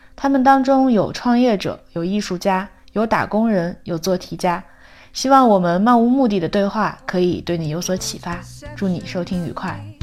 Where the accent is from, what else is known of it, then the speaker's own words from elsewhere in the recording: Liaoning, China; accent: Liaoning dialect; 我们这可能是辽宁方面